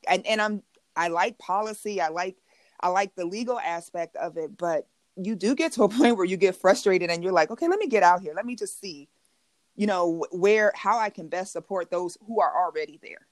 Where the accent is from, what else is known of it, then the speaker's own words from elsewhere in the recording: Chicago, Illinois, United States; I grew up in Inglewood, right, in Chicago